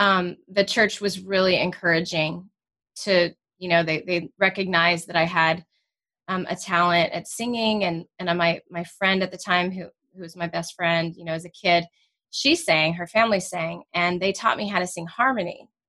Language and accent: English; Danville, California, United States; also born or lived in Clayton; I grew up over in the Bay Area. So, you know, in different towns over.